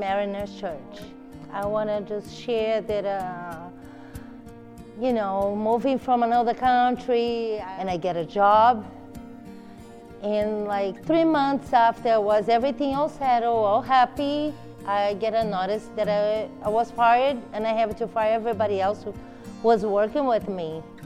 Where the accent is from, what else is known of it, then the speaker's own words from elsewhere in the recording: Brazil; moved away as an adult; we're both from Brazil, and I moved here a few years ago